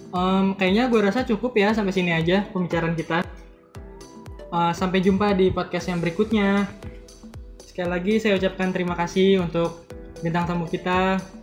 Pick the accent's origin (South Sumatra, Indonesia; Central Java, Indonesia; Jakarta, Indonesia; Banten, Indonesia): Jakarta, Indonesia; gue sendiri sebenarnya lahir di dan besar di Jakarta